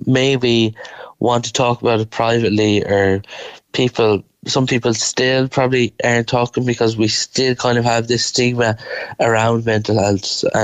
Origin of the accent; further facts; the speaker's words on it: Galway, Connacht, Ireland; I'm from Galway myself